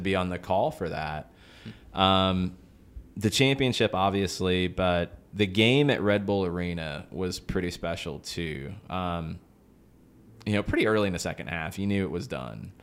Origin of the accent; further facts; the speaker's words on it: Atlanta, Georgia, United States; we're from Atlanta